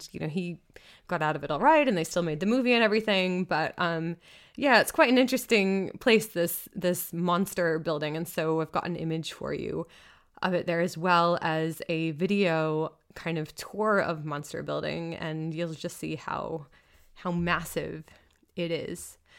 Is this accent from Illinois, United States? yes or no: no; Massachusetts, United States; You know, I think of like Boston, where I'm from. I'm not from Boston. I'm from a town outside of Boston